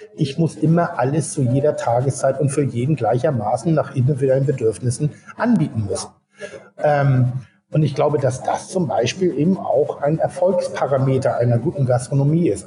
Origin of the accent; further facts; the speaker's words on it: Hamburg, Germany; bei uns in Hamburg